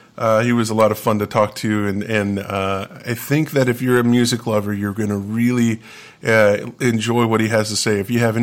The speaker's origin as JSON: {"language": "English", "region": "West Texas", "country": "United States", "tie": "born or raised there", "said": "growing up in West Texas."}